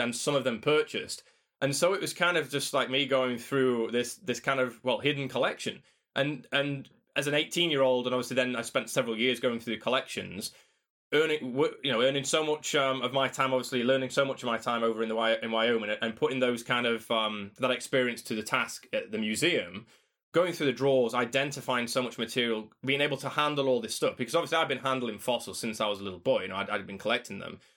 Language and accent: English; Doncaster, Yorkshire and the Humber, United Kingdom; I came back to, to my hometown, to Doncaster